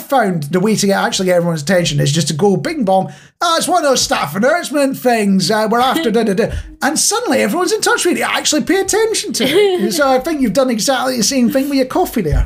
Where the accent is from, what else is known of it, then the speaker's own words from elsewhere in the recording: Scotland, United Kingdom; also born or lived in Manchester; now in East Midlands, United Kingdom; growing up, it was mostly in Scotland, but we did do a few years near Manchester as well.